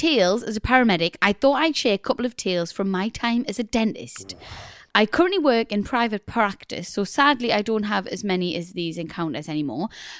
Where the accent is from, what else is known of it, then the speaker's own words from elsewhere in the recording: Scotland, United Kingdom; now in Glasgow, United Kingdom; Hi, Rosie and Chris. I grew up near Aberdeen and now I live in Glasgow.